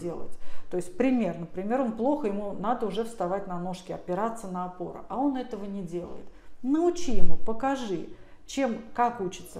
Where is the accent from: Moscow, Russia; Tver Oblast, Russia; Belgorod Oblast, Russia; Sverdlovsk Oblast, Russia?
Tver Oblast, Russia; Tver; я сама из Твери